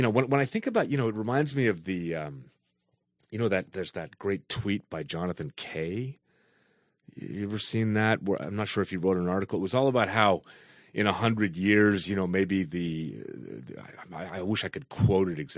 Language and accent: English; Canada; Because I should feel some as a as a Canadian.